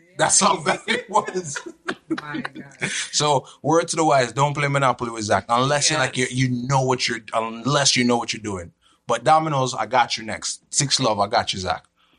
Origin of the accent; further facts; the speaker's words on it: Brooklyn, New York, United States; That's the excuse. I'm from Brooklyn.